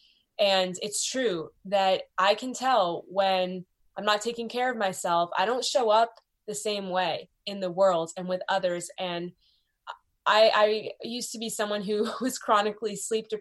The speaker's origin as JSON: {"language": "English", "town": "Beverly", "region": "Massachusetts", "country": "United States", "tie": "born or raised there", "said": "I grew up in Beverly, Massachusetts"}